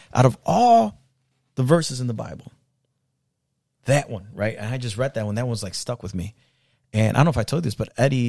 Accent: Mexico; now in United States; I came here from Mexico not knowing nothing. I made it.

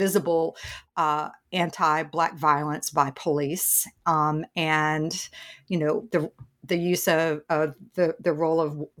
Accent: Tennessee, United States; I grew up in the South in East Tennessee

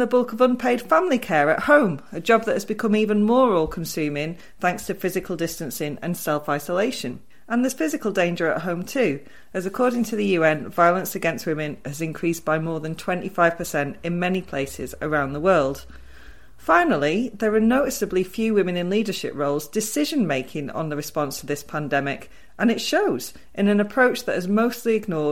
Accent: Wigan, North West England, United Kingdom; I'm from Wigan

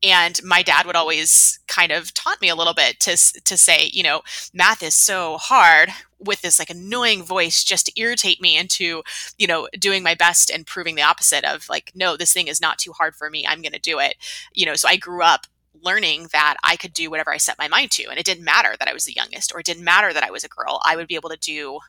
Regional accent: Huntsville, Alabama, United States; growing up in Huntsville

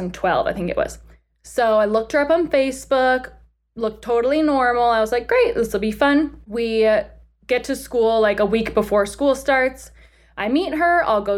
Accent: Illinois, United States; now in Lexington, United States; I grew up in Illinois

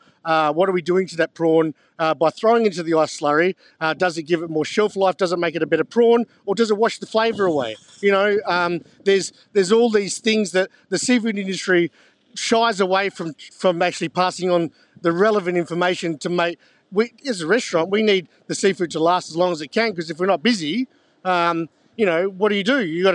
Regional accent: Onslow, Western Australia, Australia; maybe because I'm a bit biased because I grew up in Onslow, and that's the same prawn, has a pigment to it that is a little darker.

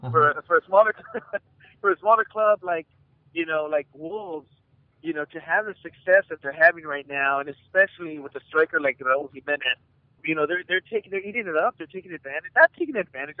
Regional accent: Arizona, United States; I'm from Arizona

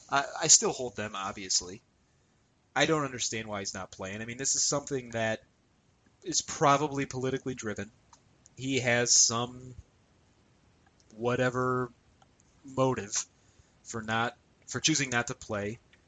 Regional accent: United States; I'm an American

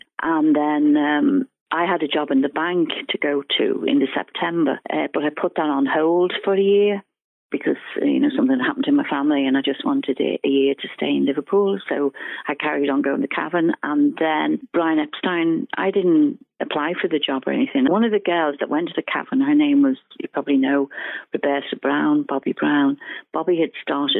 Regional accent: Ireland; I'm Irish and all my relations worked, you know, in the government, you know, like the civil service

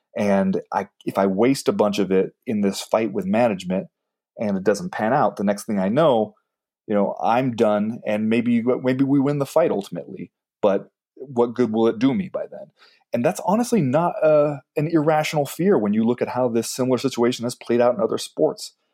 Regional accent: United States; as an American

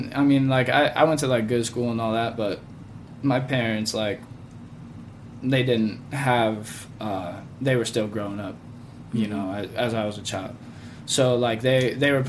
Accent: Wheat Ridge, Colorado, United States; I grew up in Wheat Ridge, went to Wheat Ridge High School

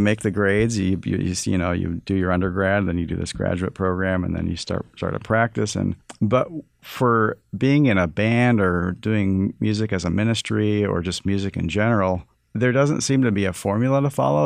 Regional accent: Toronto, Ontario, Canada; And he moved a family to Toronto, and that's where I was born in Canada.

